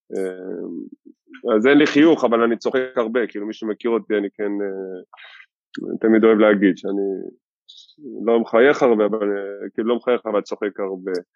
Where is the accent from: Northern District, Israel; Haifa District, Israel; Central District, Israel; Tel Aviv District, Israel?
Tel Aviv District, Israel; Givatayim; גדלתי בגבעתיים